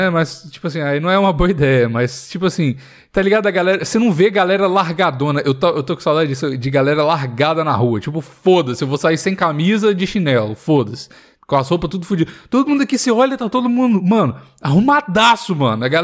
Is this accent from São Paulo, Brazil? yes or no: no; Belo Horizonte, Minas Gerais, Brazil; Então, há muito tempo longe de BH, eu acho que eu tô perdendo minha, minha raiz. Já perdi o sotaque todo, né?